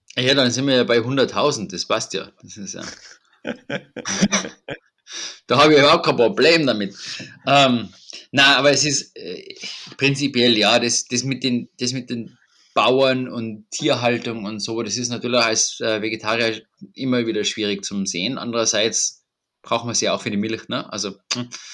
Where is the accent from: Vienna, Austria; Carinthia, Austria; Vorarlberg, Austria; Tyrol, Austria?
Tyrol, Austria; bei uns in Tirol